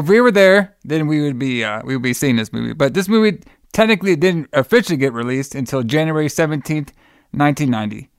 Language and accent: English; Texas, United States; my home state, Texas